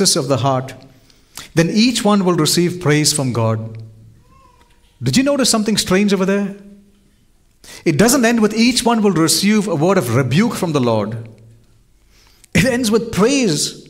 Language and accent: English; India; I was born in India